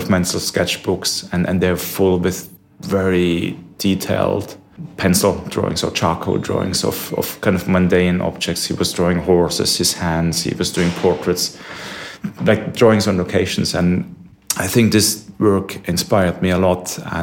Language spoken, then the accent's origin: English; Germany; now in London, United Kingdom; I'm from Germany originally.